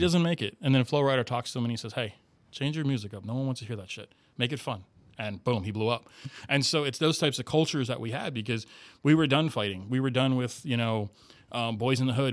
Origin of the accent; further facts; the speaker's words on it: Miami, Florida, United States; moved away as an adult; now in St. Louis, United States; I grew up, uh, raised there, did all my schooling there. I lived there for thirty-four years